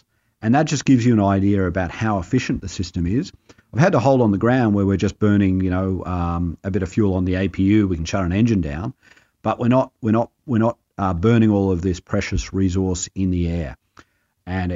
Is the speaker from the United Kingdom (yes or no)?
no; Australia; moved away as an adult; also born or lived in northeastern United States; now in United States; I am actually an Aussie, albeit temporarily transported